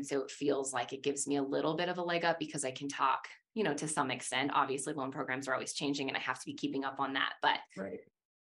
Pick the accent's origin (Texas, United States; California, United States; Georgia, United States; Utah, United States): Utah, United States; West Jordan; also born or lived in Salt Lake City; I actually grew up in West Jordan specifically, and well, moved around a lot